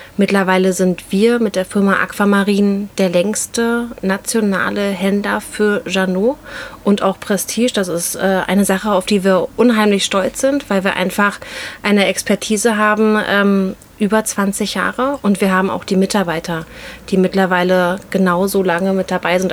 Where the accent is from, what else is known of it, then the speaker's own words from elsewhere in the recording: Berlin, Germany; auch gebürtige Berlinerin